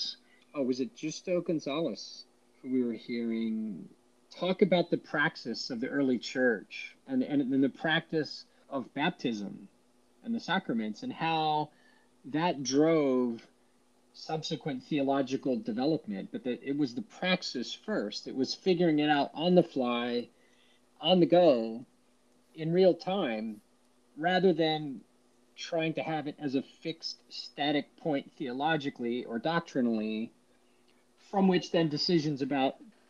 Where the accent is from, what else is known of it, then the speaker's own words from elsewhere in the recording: Washington, District of Columbia, United States; growing up in the Washington, D.C. metro area